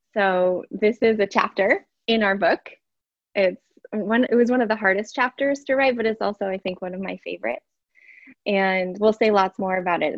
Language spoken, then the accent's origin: English; Ashland, Oregon, United States; moved away; also born or lived in Washington, District of Columbia, United States / Madison / Hawaii / Colorado; my hometown where I was born.